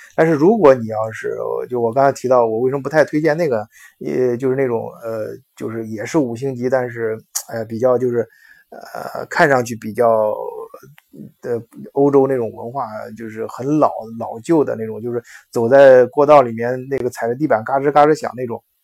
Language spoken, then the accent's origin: Chinese; China; 我们中国人比较注重的有些环节